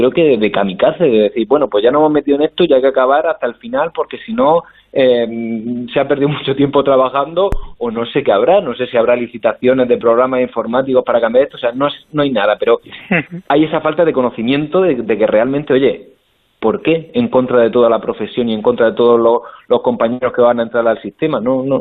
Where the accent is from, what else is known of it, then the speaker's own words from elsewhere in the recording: Murcia, Region of Murcia, Spain; yo que por ejemplo soy de Murcia y tenía pensado mejor irme a Murcia o cercano